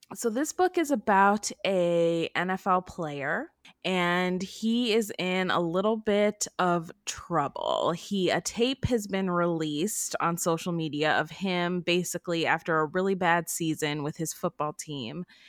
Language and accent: English; Cleveland, Ohio, United States; I grew up in Cleveland, Ohio, in the Cleveland area